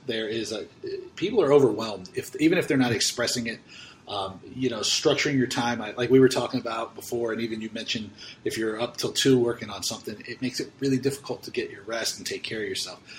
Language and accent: English; United States; being an American